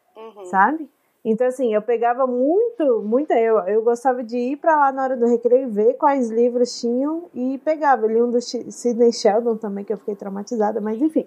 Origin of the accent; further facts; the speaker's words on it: Brasília, Federal District, Brazil; now in Curitiba, Brazil; eu nasci e cresci em Brasília.